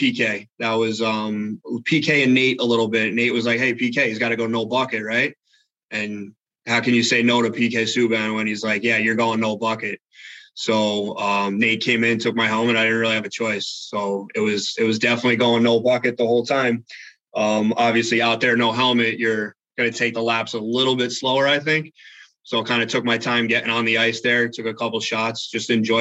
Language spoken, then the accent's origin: English; Ocean Township, New Jersey, United States; I grew up in Ocean Township, New Jersey, born and raised on the Jersey Shore